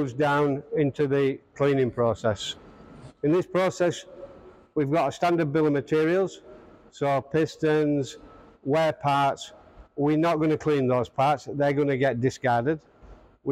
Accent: Australia; also born or lived in Brisbane, Australia; I'm from Australia

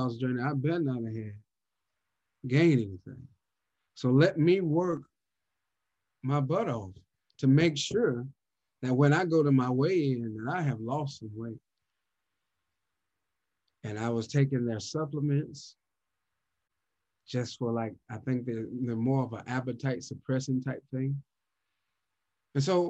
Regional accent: the South, United States; I'm from the South, so you know they gonna cook for Christmas

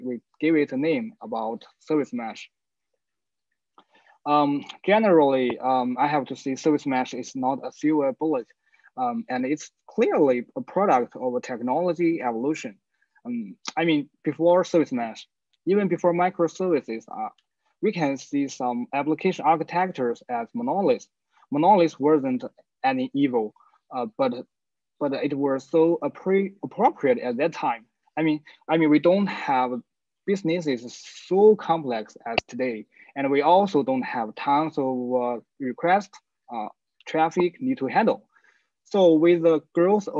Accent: China; I'm from China.

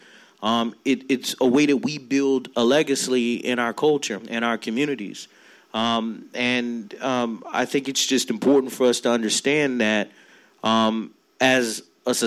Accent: Florida, United States; I come from five generations of men who've grown up here in Florida

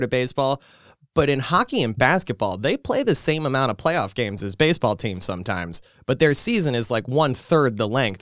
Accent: New York area, United States; I've grown up in this area my whole life

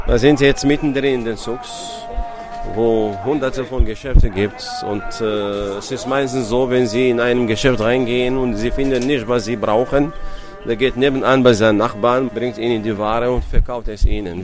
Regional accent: Morocco; Bei uns in Marokko

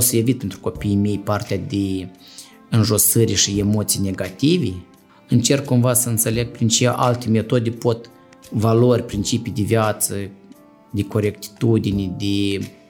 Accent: Moldova; also born or lived in Chișinău; eu sunt din sat

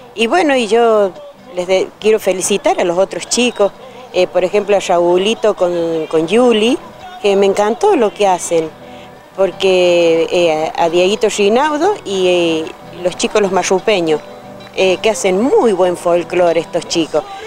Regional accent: Argentina; soy de aquí del pueblo

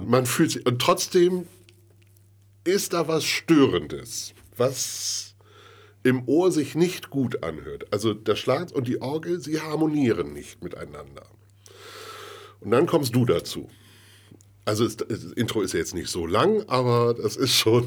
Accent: Bremen, Germany; ich bin ja gebürtiger Bremer

